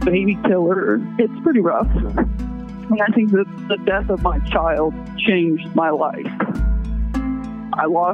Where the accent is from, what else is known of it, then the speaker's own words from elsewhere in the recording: Rolla, Missouri, United States; In Rolla.